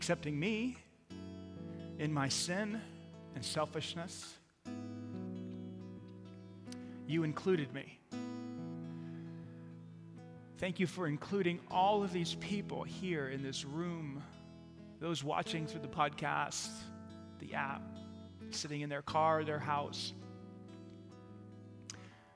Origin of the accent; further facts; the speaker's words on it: New York City, New York, United States; moved away; I grew up in New York City